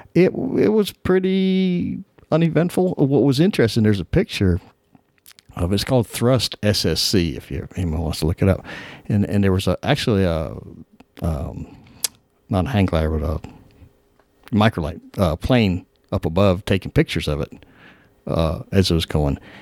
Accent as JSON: {"language": "English", "region": "Florida", "country": "United States", "tie": "born or raised there", "also_born_or_lived": "California", "moved": "as an adult", "said": "I grew up in Florida. Uh, in nineteen seventy-nine, I moved to California"}